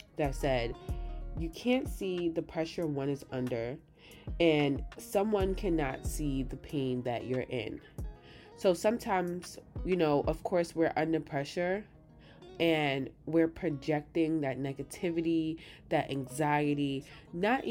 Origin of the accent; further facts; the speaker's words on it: New York City, New York, United States; I'm from New York City, Queens to be exact